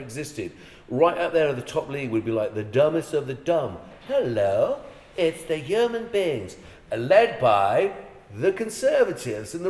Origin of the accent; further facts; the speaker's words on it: Ireland; moved away; I'm Irish.